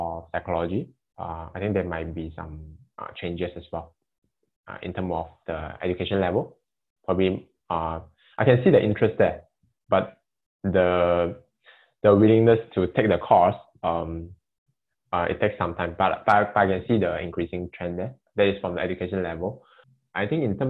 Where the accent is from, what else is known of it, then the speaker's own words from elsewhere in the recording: Sandakan, Sabah, Malaysia; moved away; I come from Sabah, Sanakan